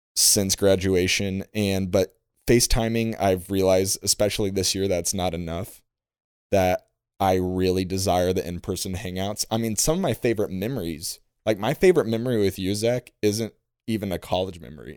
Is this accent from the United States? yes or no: yes; Illinois, United States; I'm a storyteller from Illinois